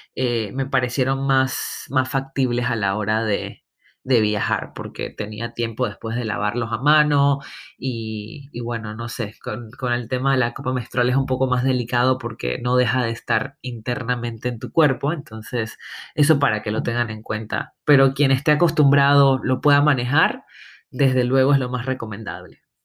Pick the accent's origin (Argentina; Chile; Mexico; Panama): Panama; moved away; also born or lived in Barcelona; como le decimos en mi tierra